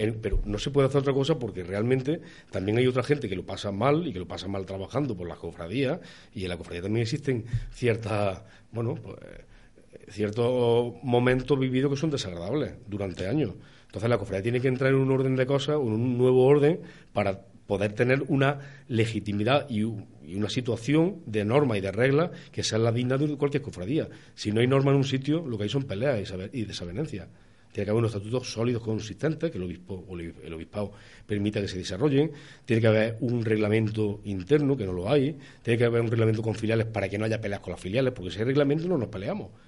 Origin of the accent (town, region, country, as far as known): Andújar, Andalusia, Spain